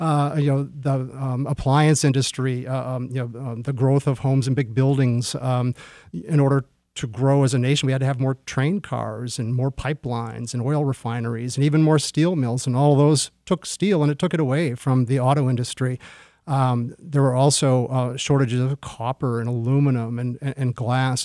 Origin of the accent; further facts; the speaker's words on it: Michigan, United States; now in Detroit, United States; I moved to Detroit. I'm from Michigan originally